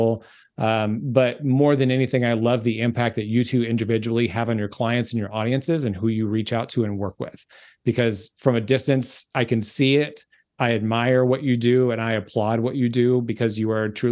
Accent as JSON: {"language": "English", "town": "Memphis", "region": "Tennessee", "country": "United States", "tie": "born or raised there", "said": "there, my hometown"}